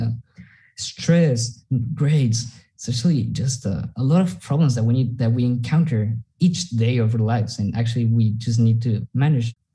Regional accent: Mexico; I'm a Mexican student as Marcelo, and we've I, I, was born in Mexico

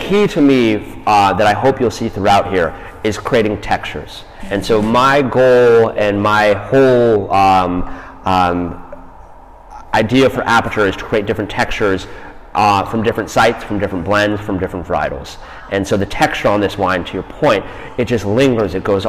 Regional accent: Boulder, Colorado, United States; moved away; I'm born and raised in Colorado.

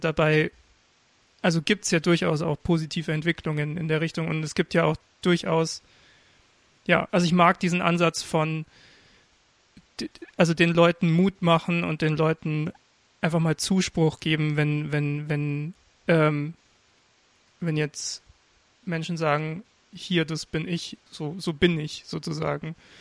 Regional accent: Regensburg, Bavaria, Germany; Ich komm aus Regensburg

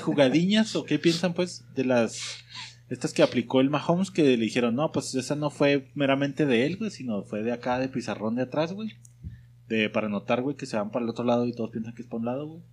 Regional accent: Mexico; como mexas

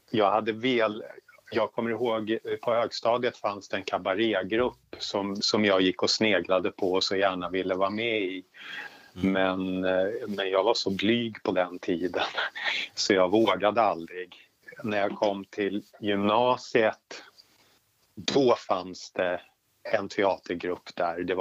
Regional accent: Lotorp, Östergötland, Sweden; also born or lived in Stockholm; Jag, eh, jag är född i Stockholm, bodde där i åtta år. Sen så eh, packade vi ihop och eh, flyttade till Lotorp utanför Finspång.

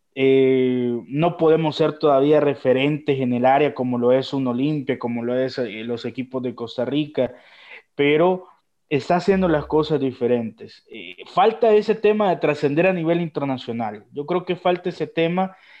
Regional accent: El Salvador; nosotros en El Salvador

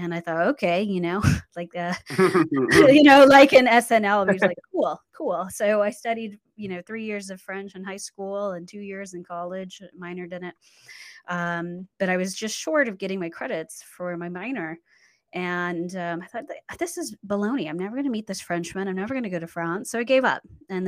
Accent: Central Luzon, Philippines; born there; Well, I was born in the Philippines on Clark Air Force Base. My dad was an airman and my mom was Filipino woman.

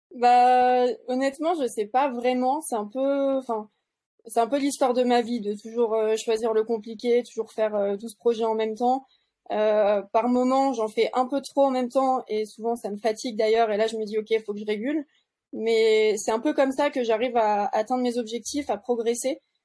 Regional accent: Tignes, Auvergne-Rhône-Alpes, France; also born or lived in Bourg-Saint-Maurice; je suis allée à l'école maternelle, primaire à Tignes, après au collège à Bourg-Saint-Maurice

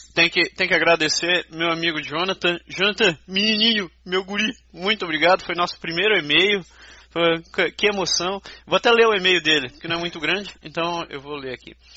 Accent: Belém, Pará, Brazil; moved away; also born or lived in Curitiba, Paraná; eu sou de Belém, mas morei em Curitiba, 15 anos da minha vida

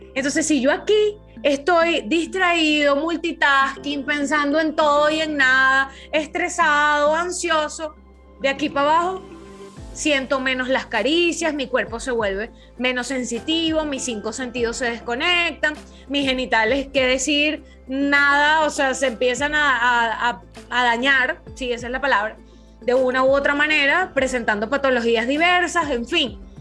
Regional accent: Venezuela; en Venezuela, en mi país

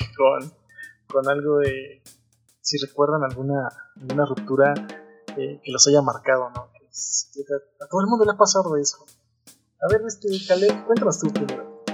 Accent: Mexico; Soy de México, vivo en la Ciudad de México, los saludo desde acá

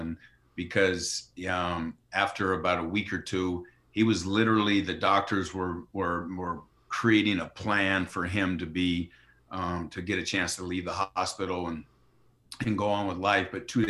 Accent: New York, United States; after growing up in Yankee Stadium, and it's like, you know, being around my father's environment and being inspired to want to follow in his footsteps

